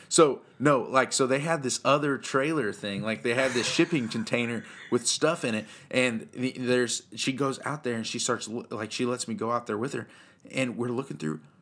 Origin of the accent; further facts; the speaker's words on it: Central Illinois, United States; I grew up here in Central Illinois.